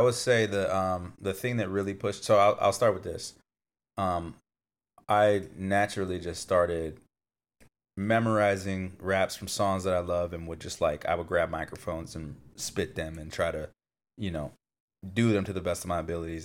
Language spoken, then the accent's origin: English; Fontana, California, United States; moved away; I grew up in Fontana